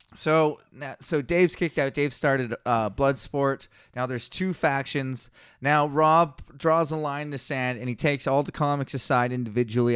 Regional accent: Kelowna, British Columbia, Canada; I started here in Kelowna, my hometown, born and raised, local legend

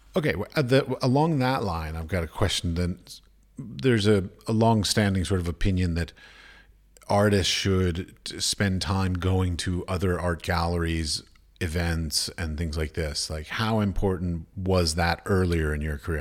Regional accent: United States; moved away as an adult; I come from America

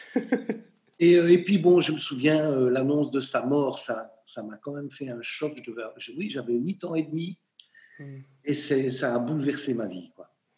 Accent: Charleroi, Wallonia, Belgium; Charleroi, ma ville natale

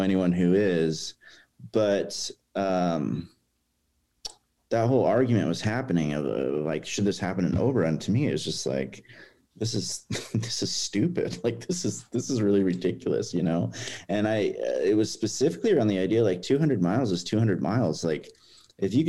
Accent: Lebanon, Oregon, United States; I grew up in Lebanon and graduated high school from there

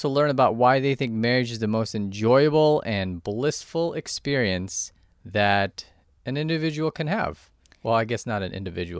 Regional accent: Yorba Linda, California, United States; now in Charleston, United States; I grew up in Yorba Linda, Placentia area.

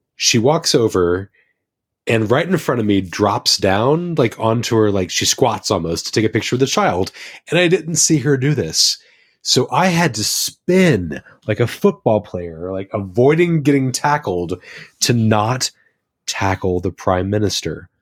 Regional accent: United States; moved away as an adult; now in New Zealand; as an American

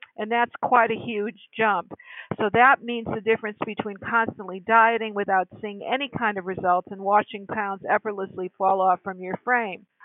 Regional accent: Connecticut, United States; moved away as an adult; also born or lived in California; I was hired from my home state of Connecticut to come to the great state of California

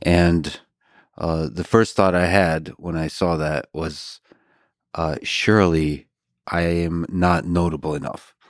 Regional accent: Buston, Tajikistan; also born or lived in Austin, United States / Boston, United States; now in United States; I was born in Tajikistan

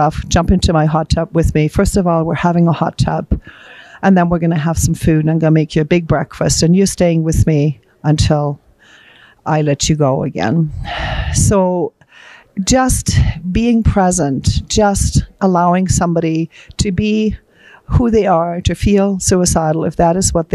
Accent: Germany; moved away; I'm actually from Germany.

